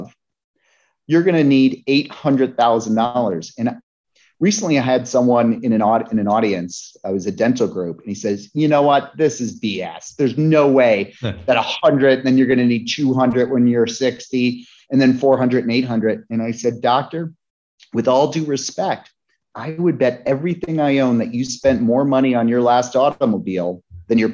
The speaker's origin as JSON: {"language": "English", "town": "Lake Placid", "region": "New York", "country": "United States", "tie": "born or raised there", "said": "the Olympics came to my hometown in Lake Placid, New York. I was 12 in 1980"}